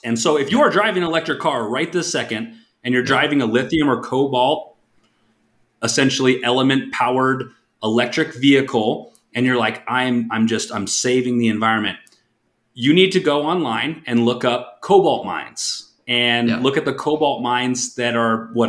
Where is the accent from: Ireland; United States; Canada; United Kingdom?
United States; Alaska; I come from an oil drilling family, like from born and raised in Alaska. Half my family worked on the oil fields.